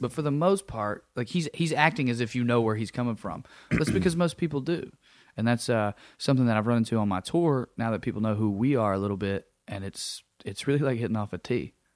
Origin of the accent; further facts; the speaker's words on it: Sunbright, Tennessee, United States; moved away; Sunbright, Tennessee. I grew up in a little town in East Tennessee